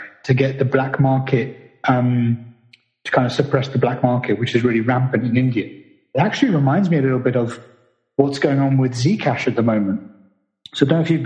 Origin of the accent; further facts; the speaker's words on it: United Kingdom; I'm not American. I'm British